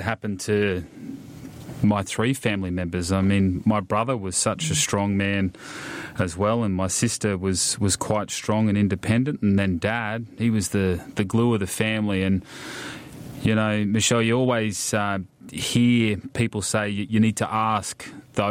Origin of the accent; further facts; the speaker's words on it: Ipswich, Queensland, Australia; now in Wollongong, Australia; Grew up just outside of Ipswich, which is a reasonably big town just outside of Brisbane